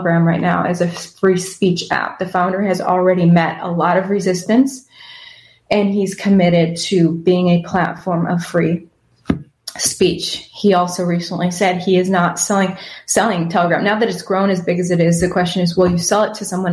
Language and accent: English; Wisconsin, United States; now in Texas, United States; That's where I'm originally from, Wisconsin. Living in Texas right now